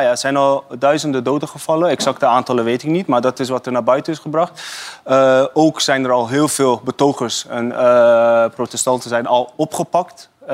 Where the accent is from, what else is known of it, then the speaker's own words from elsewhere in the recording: Iran; now in Netherlands; wij als Iraniërs